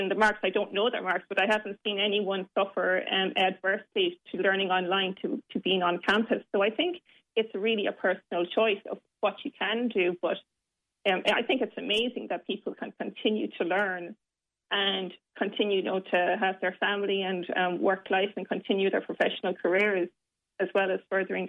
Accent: Limerick, Munster, Ireland; Well, I did choose on campus, but that was fortunate because I'm from Limerick.

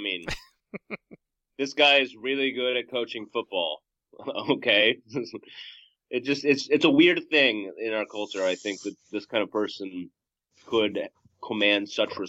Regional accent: Nebraska, United States; the kind of culture that I grew up with, rooting for Nebraska football.

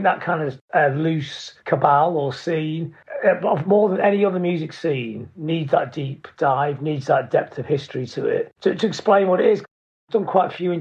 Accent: Blackpool, North West England, United Kingdom; I grew up in Blackpool

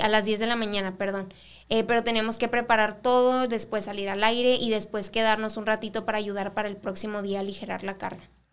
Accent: El Paso, Texas, United States; also born or lived in Ciudad Juárez, Mexico; yo nací aquí en El Paso

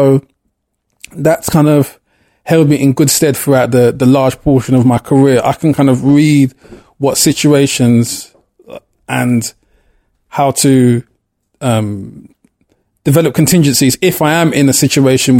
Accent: London, United Kingdom; The area I grew up in Clapton, East London, Hackney

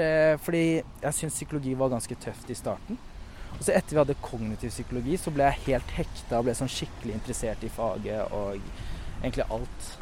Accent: Oslo, Norway; Jeg vokste opp på Mortensrud

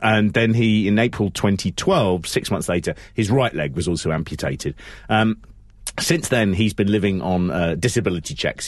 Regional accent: London, United Kingdom; I'm from London

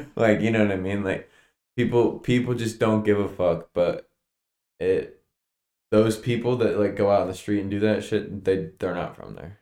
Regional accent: Stroudsburg, Pennsylvania, United States; moved away; the Poconos, my hometown

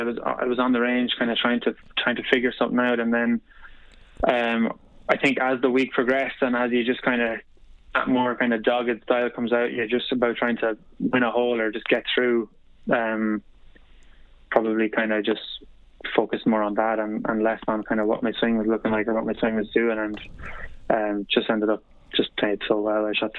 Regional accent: Sligo, Connacht, Ireland; Yeah, big time. I remember like going.

